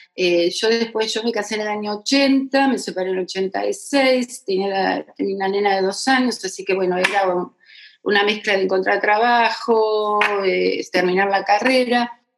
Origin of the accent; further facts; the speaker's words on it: La Tablada, Buenos Aires Province, Argentina; se fueron a vivir cuando se casaron este, a, la tablada, la tablada, que en ese momento era campo, campo, y bueno, y yo nací en Capital, pero porque era el hospital más cerca que había